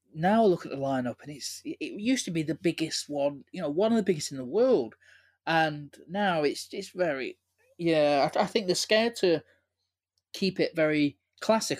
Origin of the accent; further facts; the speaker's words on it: Manchester, North West England, United Kingdom; growing up in Manchester